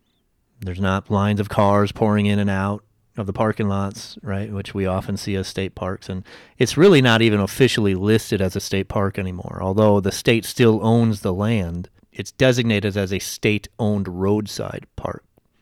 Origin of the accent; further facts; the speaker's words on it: United States; We're Americans, right?